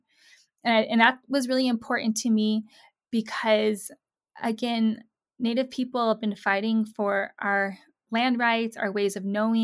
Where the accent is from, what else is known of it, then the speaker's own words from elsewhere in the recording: Southwest, United States; Growing up in the Southwest